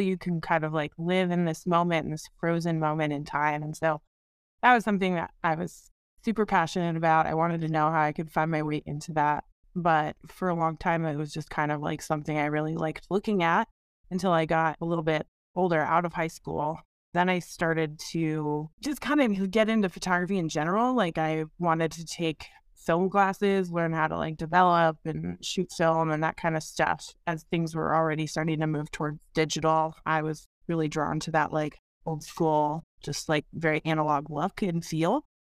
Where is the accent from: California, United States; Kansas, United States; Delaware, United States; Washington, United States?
Washington, United States; Seattle; I am from the Seattle area. I grew up here